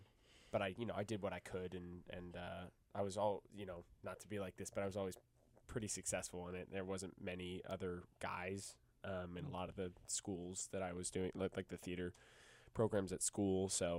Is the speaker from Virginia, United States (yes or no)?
yes; Alexandria, Virginia, United States; And I'm from Alexandria, Virginia, and I'm also a junior musical theater major here.